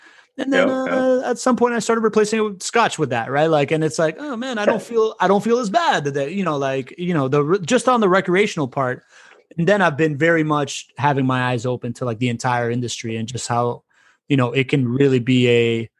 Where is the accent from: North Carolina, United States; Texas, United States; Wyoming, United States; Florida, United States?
Florida, United States; Miami; moved away; also born or lived in California; I grew up in Miami